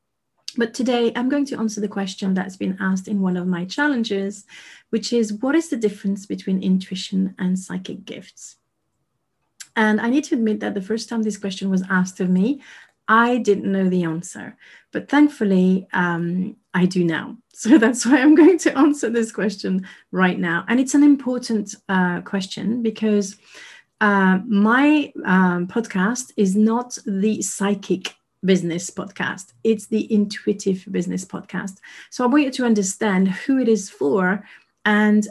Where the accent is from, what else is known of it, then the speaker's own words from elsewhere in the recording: Paris, Île-de-France, France; moved away as an adult; now in United Kingdom; I was born and raised in Paris, lived there for 36 years, and I moved to the UK